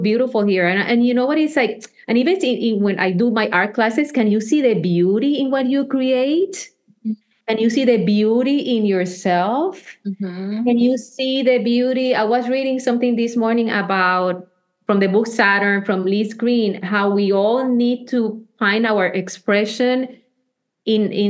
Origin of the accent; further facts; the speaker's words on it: Puerto Rico; I was born in Puerto Rico.